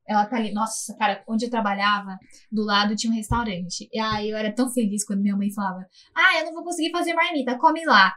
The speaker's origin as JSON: {"language": "Portuguese", "region": "São Paulo", "country": "Brazil", "tie": "born or raised there", "said": "Paulista, somos paulistas paulistanos"}